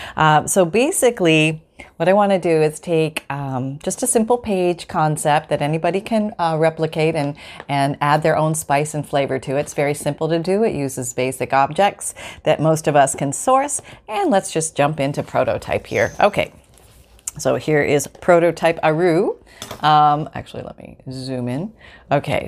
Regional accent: Canada; moved away; also born or lived in United States; I'm still Canadian. I'm Canadian and American

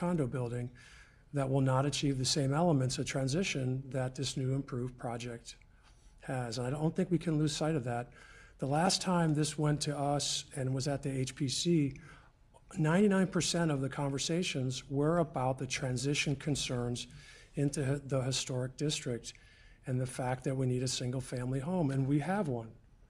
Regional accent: Westminster, United States; I grew up in Westminster. I care about this town.

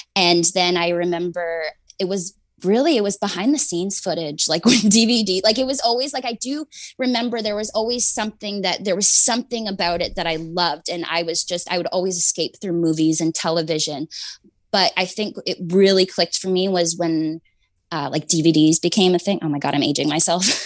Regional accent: Canada; I'm Canadian, so I grew up

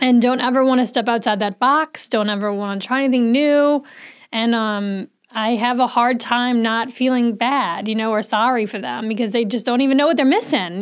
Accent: New Orleans, Louisiana, United States; now in Saratoga Springs, United States; I'm from New Orleans

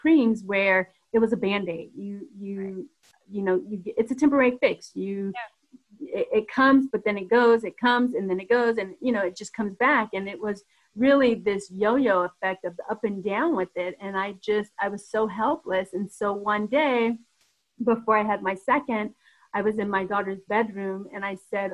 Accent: Denver, Colorado, United States; moved away as an adult; also born or lived in Atlanta; being from Denver

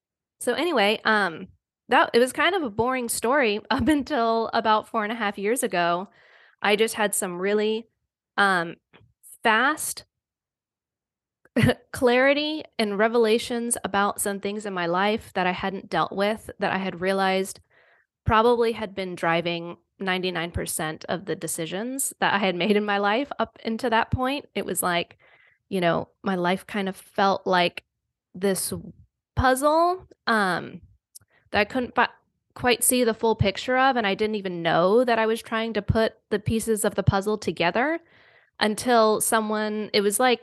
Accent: the South, United States; I'm from the South. So it was like very Bible Belt, Southern Baptist

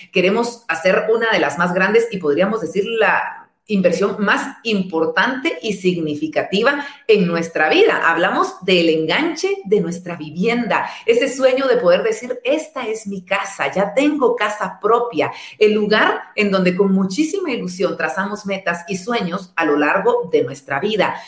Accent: Guatemala

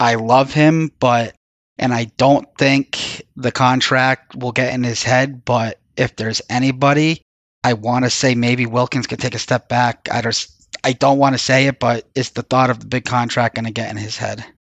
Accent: Florida, United States; growing up in Florida.

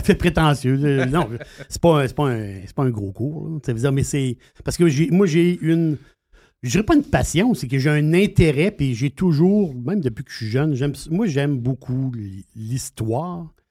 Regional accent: Quebec, Canada; on est québécois

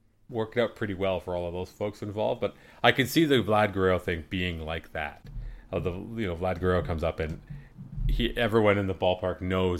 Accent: Canada; Even as a Canadian, you know, a baseball icon in Canada

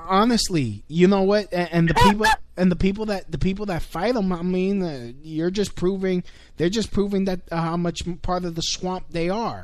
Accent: New York City, New York, United States; I'm being from New York City

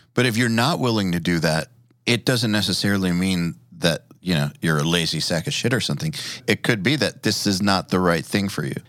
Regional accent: Atlanta, Georgia, United States; I'm from Atlanta

